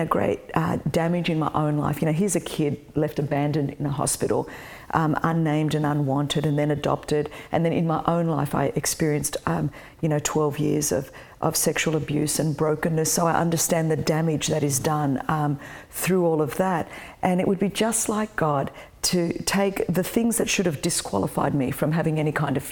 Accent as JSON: {"language": "English", "country": "Australia", "tie": "born or raised there", "said": "I was born in Australia."}